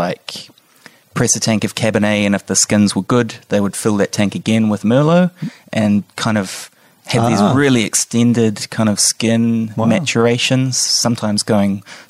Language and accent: English; Wellington, New Zealand; moved away; I grew up in Wellington.